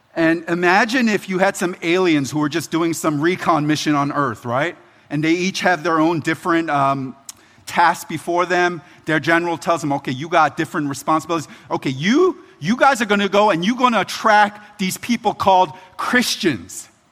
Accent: Philadelphia, Pennsylvania, United States; now in Baltimore, United States; It's home to me, but I'm originally from Philly.

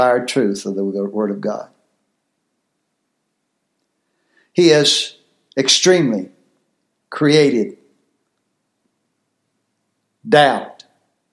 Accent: United States; I was born here

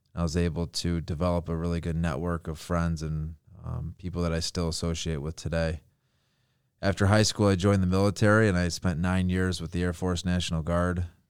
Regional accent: South Lyon, Michigan, United States; I grew up in South Lyon, Michigan

